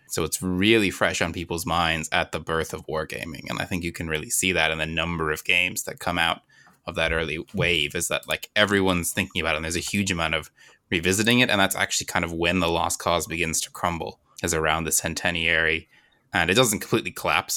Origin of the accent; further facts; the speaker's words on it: Virginia, United States; moved away as an adult; now in Ireland; I live in Ireland now, but I'm originally from Virginia in the American South.